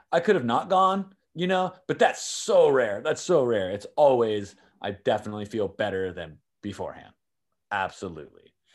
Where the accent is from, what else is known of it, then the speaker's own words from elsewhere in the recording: San Diego, California, United States; I've lived in California my entire life, born and raised in San Diego